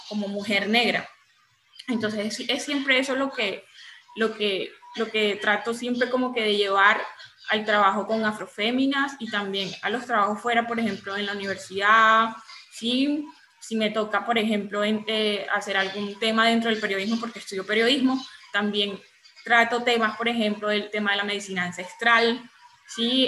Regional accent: María La Baja, Bolívar, Colombia; Soy de, una región de Bolívar, en el Caribe, eh, de María la Baja, Bolívar

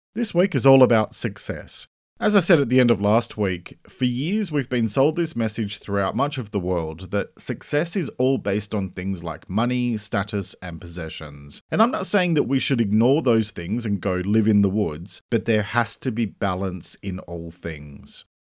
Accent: Australia; I'm an Australian writer and speaker

